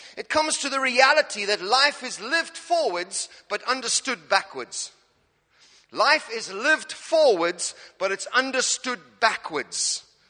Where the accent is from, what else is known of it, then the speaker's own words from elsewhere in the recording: Cape Town, Western Cape, South Africa; now in Norwich, United Kingdom; I'm an African. I'm from South Africa, Cape Town.